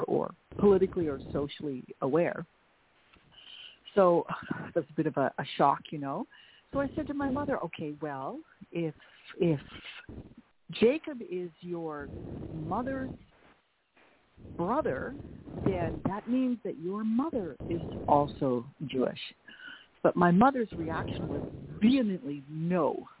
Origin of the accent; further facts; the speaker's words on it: Estevan, Saskatchewan, Canada; first language Dutch; English is a second language; in little tiny Estevan, Saskatchewan, 9 miles north of the North Dakota border